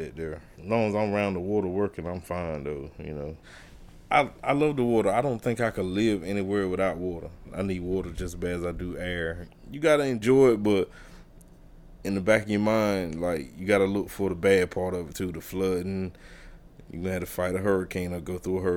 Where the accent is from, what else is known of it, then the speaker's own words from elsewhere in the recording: South River, Merrimon, North Carolina, United States; I'm from South River, Merman. It's pretty much a big community. Everybody's somebody's mom, somebody's dad. You can get a whooping if you're doing something.